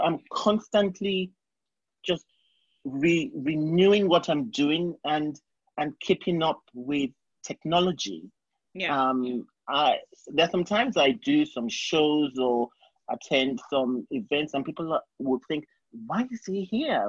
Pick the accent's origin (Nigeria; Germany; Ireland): Nigeria; moved away as an adult; also born or lived in England; now in New York, United States; I grew up in Nigeria, and I did my primary school, secondary school, and university in Nigeria.